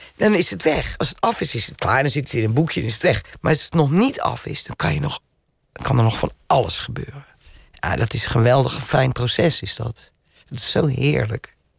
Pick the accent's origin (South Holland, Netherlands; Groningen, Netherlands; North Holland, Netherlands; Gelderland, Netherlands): South Holland, Netherlands; Rotterdam; Ik ben een Rotterdammer.